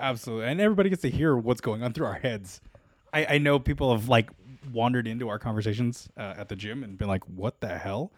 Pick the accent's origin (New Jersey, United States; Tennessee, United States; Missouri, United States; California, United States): California, United States; Los Angeles; I am a born and bred Los Angelino